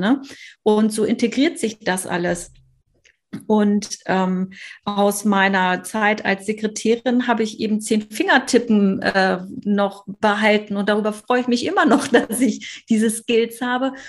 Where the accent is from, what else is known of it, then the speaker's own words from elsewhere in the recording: Hamburg, Germany; komme aus Hamburg